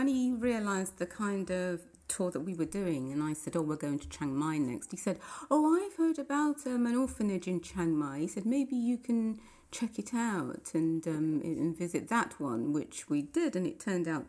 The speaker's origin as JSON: {"language": "English", "town": "Nottingham", "region": "East Midlands", "country": "United Kingdom", "tie": "born or raised there", "moved": "yes", "lives_now": "London, United Kingdom", "said": "I'm originally from Nottingham, born and bred there. I grew up in a Christian family, brethren family in the brethren church"}